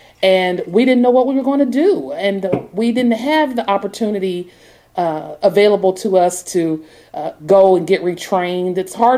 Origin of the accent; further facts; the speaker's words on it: Portsmouth, Ohio, United States; I'm from Ohio. I'm from the Midwest. I'm from one of those small towns, Portsmouth, Ohio. It's on the Ohio River. It borders Kentucky and West Virginia.